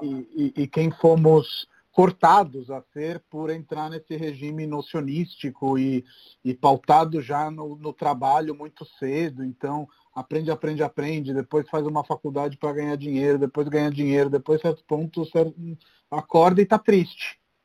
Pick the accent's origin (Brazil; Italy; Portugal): Italy; Rome, Lazio; moved away; cresci em Roma, né? Então Roma é uma cidade bem mais tranquila do que São Paulo